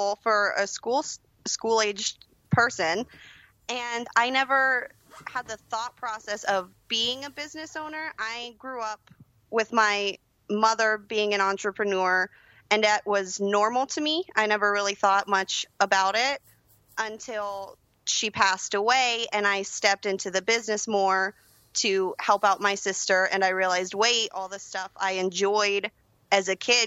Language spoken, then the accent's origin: English; Georgia, United States; also born or lived in Florida; we moved up to Georgia, and I've been here ever since.